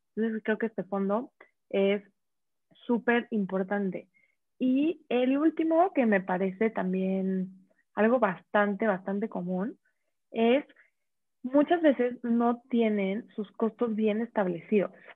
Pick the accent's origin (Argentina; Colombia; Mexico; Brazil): Mexico; tenemos como mexicanos